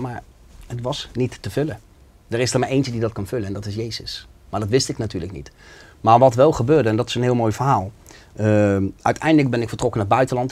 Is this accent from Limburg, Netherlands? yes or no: no; The Hague, South Holland, Netherlands; ik kom uit Schilderswijk. En bij ons in de omgeving was het heel normaal dat je in de criminaliteit zat.